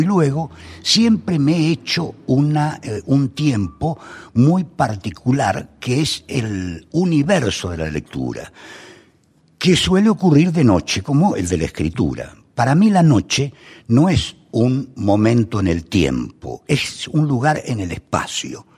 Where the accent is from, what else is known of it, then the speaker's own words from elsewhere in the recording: Buenos Aires, Argentina; also born or lived in San Pedro, Buenos Aires Province; nací en Buenos Aires y buena parte de mi infancia ocurrió en Caballito, a unas cuadras de la Plaza Irlanda